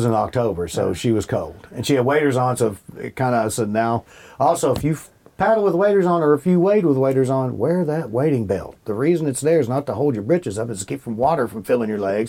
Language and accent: English; Bardstown, Kentucky, United States; I had them growing up in Bardstown.